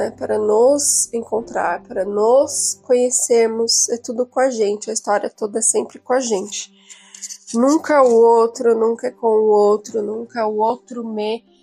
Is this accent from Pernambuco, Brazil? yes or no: no; São Paulo, Brazil; Eu vim de São Paulo e, e tô no interior num, num, num conceito assim completamente diferente.